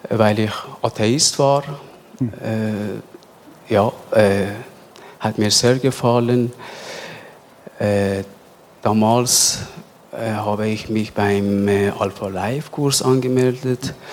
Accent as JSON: {"language": "German", "country": "Iran", "second_language": "German", "moved": "as an adult", "lives_now": "Switzerland", "said": "aus dem Iran."}